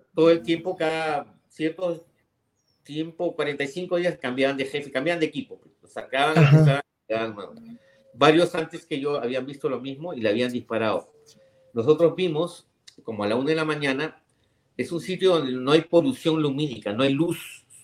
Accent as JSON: {"language": "Spanish", "country": "Peru"}